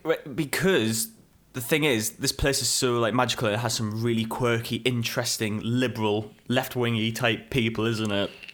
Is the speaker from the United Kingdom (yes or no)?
yes; England, United Kingdom; very relatable to us, you know, being English